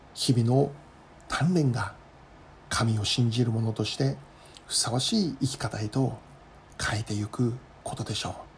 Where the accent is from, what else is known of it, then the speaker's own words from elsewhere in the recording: Kitami, Hokkaido, Japan; moved away as an adult; also born or lived in Tokyo; 私はもともと北海道の北見市 出身でですね